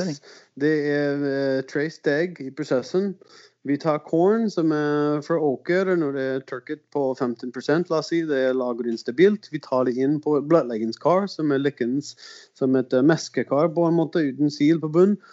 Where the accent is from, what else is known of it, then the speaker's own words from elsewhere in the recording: South Dakota, United States; Norwegian is a second language; also born or lived in Arizona / Portland, Oregon / Finland / Sogndal; now in Levanger, Norway; jeg er amerikaner. Ja. Uh, eh, Sør Dakota vokste opp, og så flyttet litt rundt